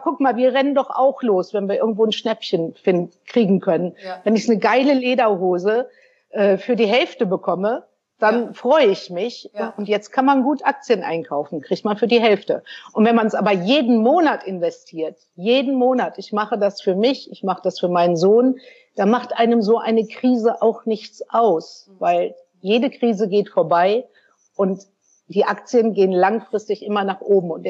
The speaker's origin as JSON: {"language": "German", "region": "North Rhine-Westphalia", "country": "Germany", "tie": "born or raised there", "said": "ich bin ja in den 60er Jahren groß geworden im Sauerland. Auch klassische Familie, Mutter zu Hause, Vater hat gearbeitet."}